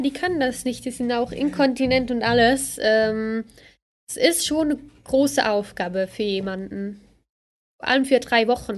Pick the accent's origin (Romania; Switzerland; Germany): Switzerland; Bad Ragaz, St. Gallen; Also, ich komme vom Kanton Sankt Gallen, äh, Bad Ragaz